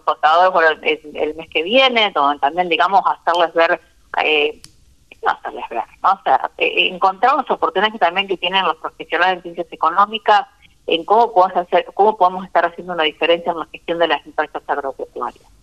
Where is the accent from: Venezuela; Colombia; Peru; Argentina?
Argentina; Santa Fe; desde mi tierra, Santa Fecina.